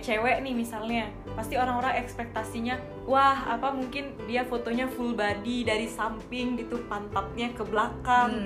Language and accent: Indonesian; Bali, Indonesia; aku asli Bali